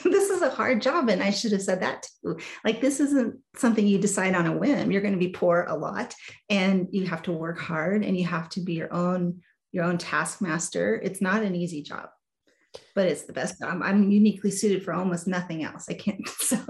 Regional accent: New York, United States; also born or lived in New Jersey, United States; And I was actually born back east, so I was born in New Jersey. We lived in New York, so I feel like I still have that New York girl in me.

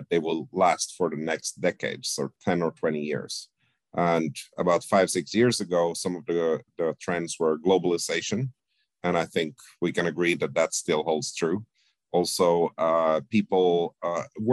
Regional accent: Finland; also born or lived in Sweden / Spain / Canada / Amsterdam; now in Toronto, Canada; I was born in Sweden, but grew up mostly in Finland

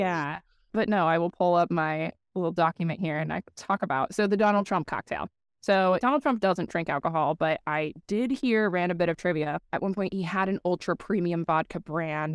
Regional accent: Colorado, United States; now in Cedar Rapids, United States; I am from Col Colorado, so I still do have a decent amount of friends that live back there

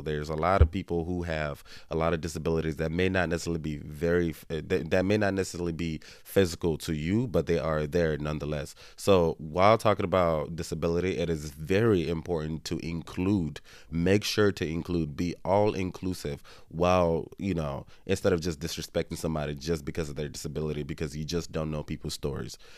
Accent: Nigeria; I'm Nigerian

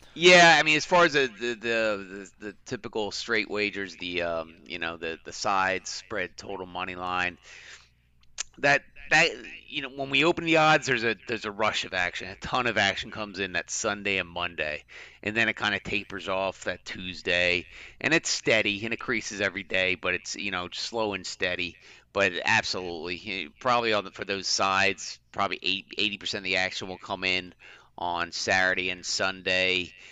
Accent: Philadelphia, Pennsylvania, United States; I'm from Philly

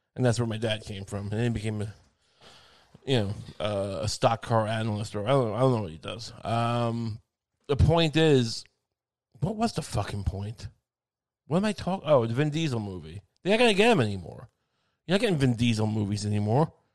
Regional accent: Long Island, New York, United States; I grew up in Long Island

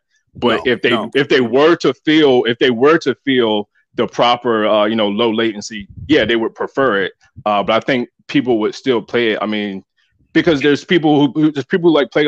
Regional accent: North Carolina, United States; I'm from North Carolina.

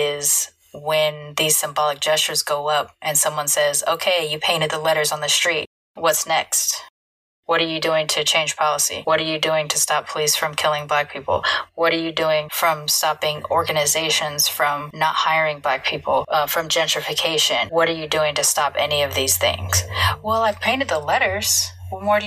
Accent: California, United States; also born or lived in Texas / Boston; So as my family migrated from Texas to California, they kept up that tradition. And that is how I was raised, knowing about Juneteenth and celebrating it throughout my childhood. As an adult, I moved from California

